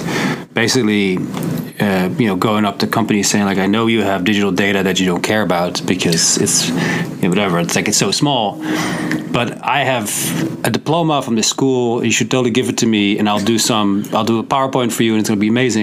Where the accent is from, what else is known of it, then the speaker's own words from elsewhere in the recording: Netherlands; now in United States; I'm originally from the Netherlands. I moved to the US, back where I come from.